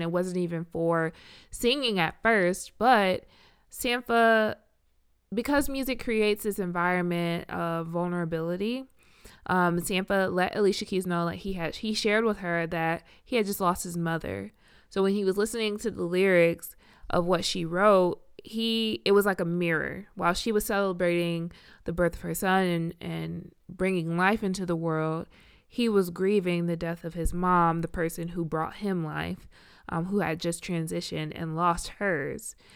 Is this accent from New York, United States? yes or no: no; Richmond, Virginia, United States; also born or lived in Iowa; I am from Richmond